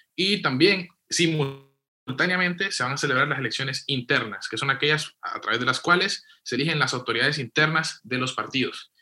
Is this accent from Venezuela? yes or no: no; western Honduras, Honduras; Yo que soy de Occidente, te digo, en Copán y Lempira